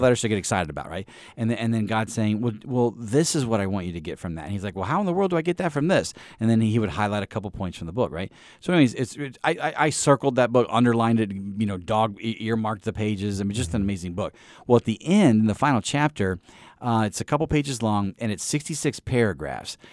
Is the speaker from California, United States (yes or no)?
no; East Peoria, Illinois, United States; I grew up in Illinois